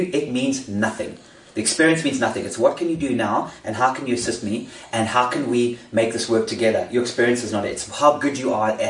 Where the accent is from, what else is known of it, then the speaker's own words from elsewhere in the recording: South Africa; I am South African